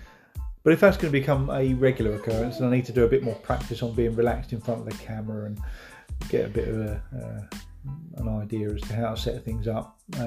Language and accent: English; East of England, United Kingdom; Ben and Ella's Farm Shop over at Baythorn End, which is a tiny hamlet near my hometown.